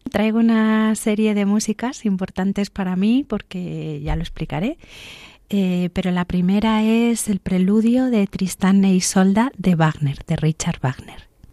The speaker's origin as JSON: {"language": "Spanish", "region": "Canary Islands", "country": "Spain", "tie": "born or raised there", "also_born_or_lived": "Santander, Cantabria, Spain", "said": "nací en Santander, hasta los ocho años que me fui a Canarias"}